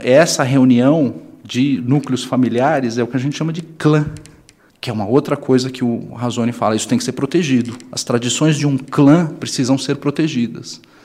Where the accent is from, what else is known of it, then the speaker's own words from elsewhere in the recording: São Paulo, Brazil; eu sou de São Paulo